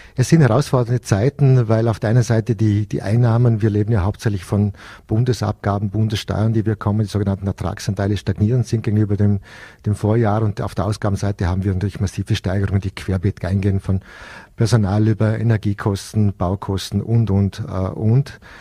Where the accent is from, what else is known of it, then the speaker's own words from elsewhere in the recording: Hohenems, Vorarlberg, Austria; meine Heimatstadt